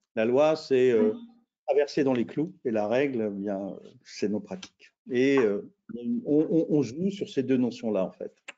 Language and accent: French; France; moi, bah, je suis français.